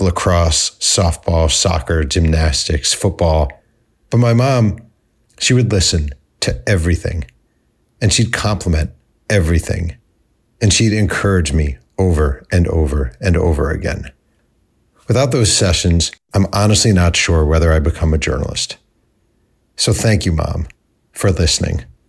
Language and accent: English; New York, United States; We're from New York